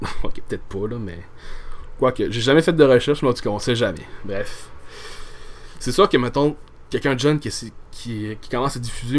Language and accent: French; Quebec, Canada; en étant au Québec